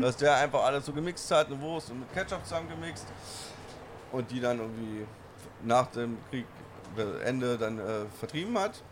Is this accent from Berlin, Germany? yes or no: yes; Berlin, Germany